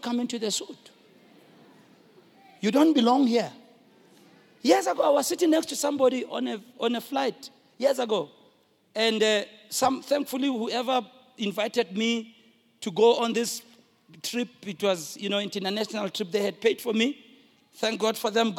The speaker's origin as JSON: {"language": "English", "town": "Soweto", "region": "Gauteng", "country": "South Africa", "said": "I'm from Soweto"}